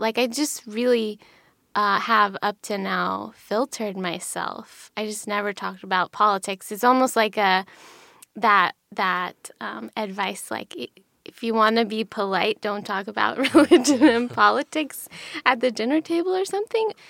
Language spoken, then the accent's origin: English; Pennsylvania, United States; I grew up in Pennsylvania in a really small town. in the Rust Belt